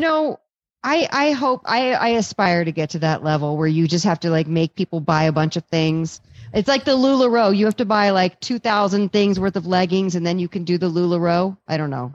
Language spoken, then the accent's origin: English; East Coast, United States; I'm from the East Coast